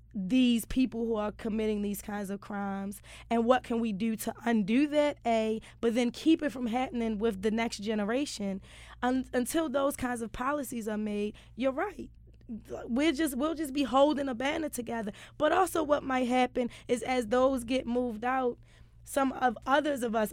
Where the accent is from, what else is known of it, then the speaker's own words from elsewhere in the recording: Baltimore, Maryland, United States; I'm from West Baltimore